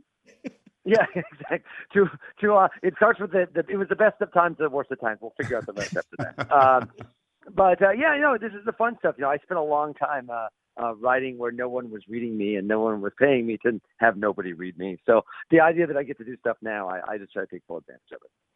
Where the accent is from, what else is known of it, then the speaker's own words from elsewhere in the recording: Central Illinois, United States; I'm from Central Illinois